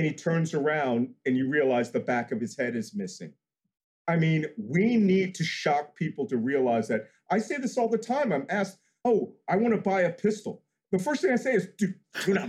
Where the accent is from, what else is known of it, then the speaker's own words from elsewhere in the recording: South Carolina, United States; I'm from South Carolina